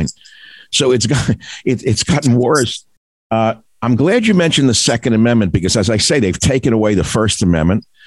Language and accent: English; New York City, New York, United States; moved away as an adult; I grew up in New York City. I loved it when I lived there. I left a long time ago